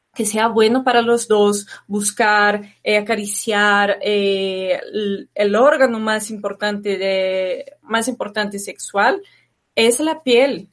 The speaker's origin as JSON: {"language": "Spanish", "country": "Brazil", "tie": "born or raised there", "moved": "yes", "said": "de pequeña viví en Brasil"}